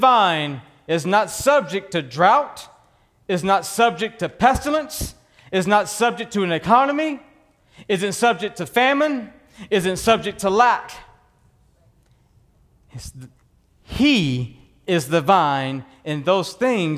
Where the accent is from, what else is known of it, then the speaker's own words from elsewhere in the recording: Texas, United States; Born and raised in Texas on a working ranch